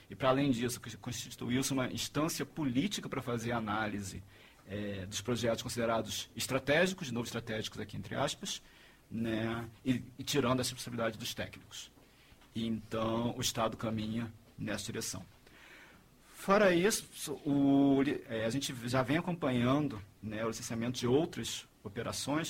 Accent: Rio de Janeiro, Brazil; Eu sou carioca

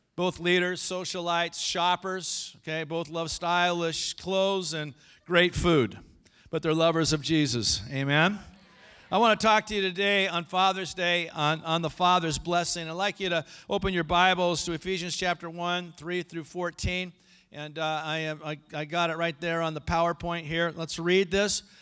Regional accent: El Segundo, California, United States; When I grew up in El Segundo, over by the L A airport

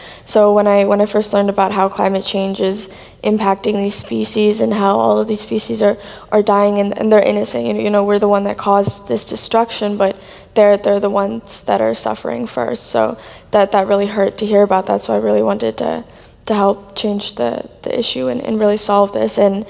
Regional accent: Baltimore, Maryland, United States; I'm 16 years old. I'm from Baltimore, Maryland.

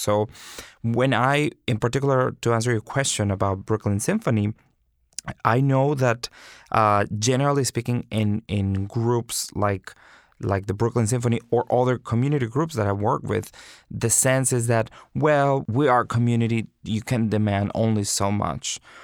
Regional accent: Monterrey, Nuevo León, Mexico; moved away as an adult; also born or lived in Houston / North Carolina; now in New York, United States; I went to the conservatory in Monterrey, Mexico, my hometown

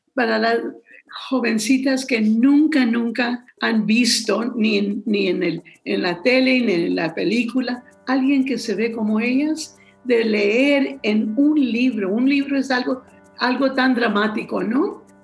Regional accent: San Antonio, Texas, United States; Yo soy de San Antonio, aquí nací, aquí voy a morir, aquí conozco mi historia

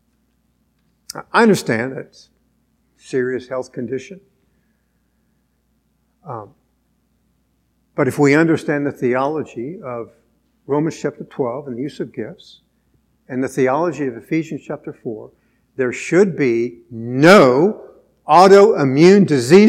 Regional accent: United States; as American Christians

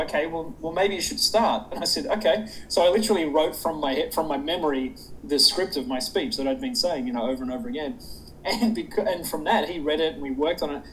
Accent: Sydney, New South Wales, Australia; moved away as an adult; now in United States; I'm actually from south of there. I'm from Sydney

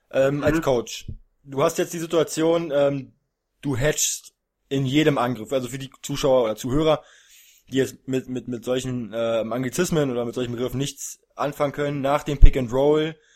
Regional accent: Berlin, Germany; Ähm, und ich als Berliner habe die natürlich

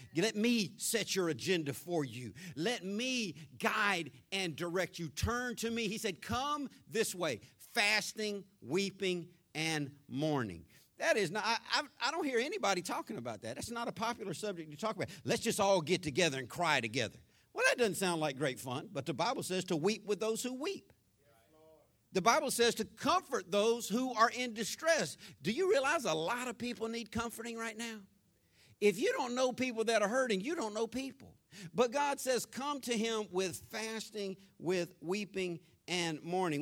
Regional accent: Jacksonville, Florida, United States; growing up in Florida, North Florida, Jacksonville, born, raised on the west side of Jacksonville

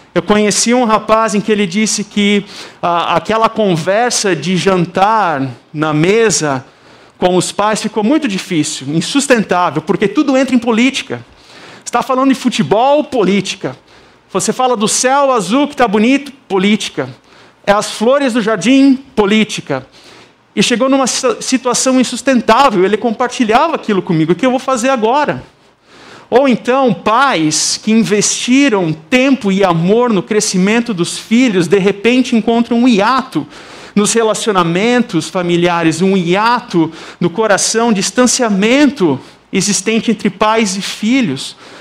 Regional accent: South Region, Brazil; accent: southern (sotaque do sul); moved away as an adult; now in Campinas, Brazil; o sotaque aqui é do sul

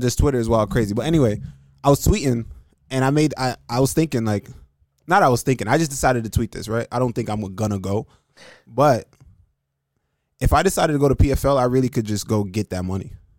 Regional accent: Jamaica; I'm Jamaican

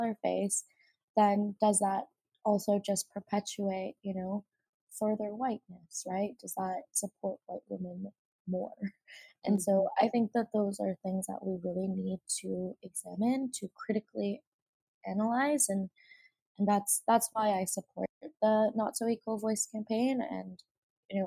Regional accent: Mississauga, Ontario, Canada; now in Toronto, Canada; I grew up in Mississauga, where, you know, it was predominantly people of color

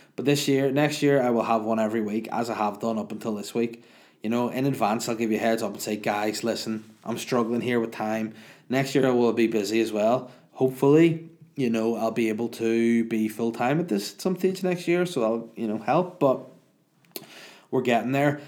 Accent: Ireland; I'm the Irish

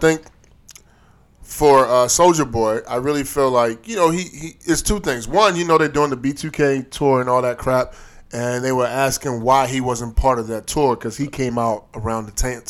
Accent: Baltimore, Maryland, United States; Yeah, I'm from Baltimore.

